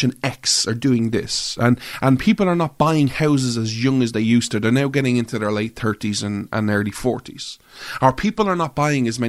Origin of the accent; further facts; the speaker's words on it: Ireland; I'm an Irish guy